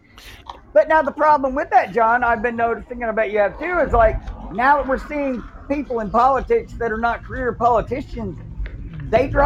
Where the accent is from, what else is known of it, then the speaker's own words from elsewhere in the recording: Illinois, United States; I'm from Illinois